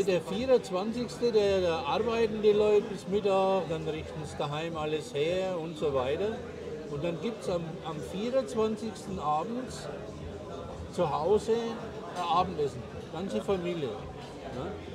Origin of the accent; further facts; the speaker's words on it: Germany; now in Paraguay; ich als Deutscher